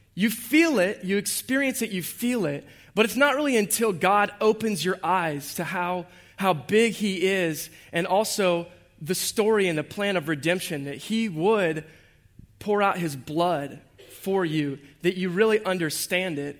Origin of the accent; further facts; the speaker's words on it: Jacksonville, Florida, United States; I was born and raised right here in Jacksonville, Duval, on the west side.